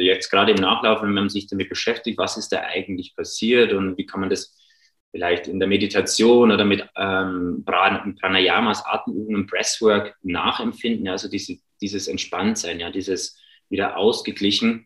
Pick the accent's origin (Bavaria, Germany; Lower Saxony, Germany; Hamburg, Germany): Bavaria, Germany; Regensburg; moved away; also born or lived in Ingolstadt; ich komme ursprünglich aus Regensburg